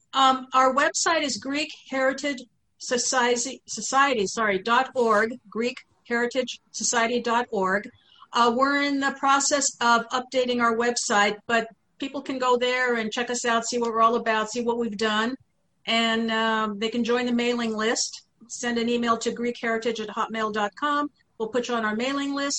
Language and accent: English; United States; also born or lived in Thessaloniki, Greece; I was born in Saloniki, but came here with my parents when I was three months old